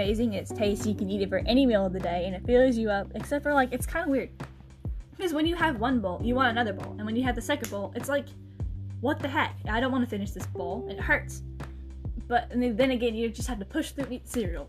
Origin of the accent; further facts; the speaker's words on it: United States; we're from America